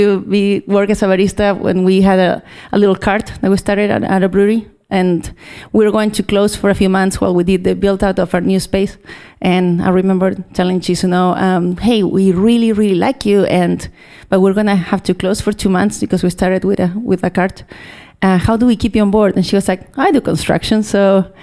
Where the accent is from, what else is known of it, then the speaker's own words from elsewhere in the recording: Chile; moved away as an adult; now in Seattle, United States; I am from Chile, little southern.